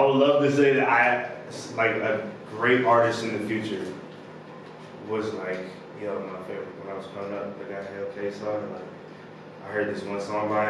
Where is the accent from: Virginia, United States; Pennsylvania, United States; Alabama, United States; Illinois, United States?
Virginia, United States; Chesapeake; also born or lived in Richmond / North Carolina / Texas / California; I'm from Chesapeake. Oh, I was born in Richmond. Moved to Chesapeake. Born in Richmond. Moved to North Carolina. Durham. Then moved to Chesapeake. Then moved to Texas. Then moved to Cali. Then moved back to Chesapeake.